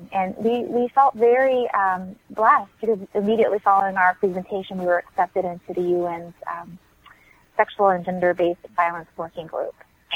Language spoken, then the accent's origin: English; United States; he knew I was an American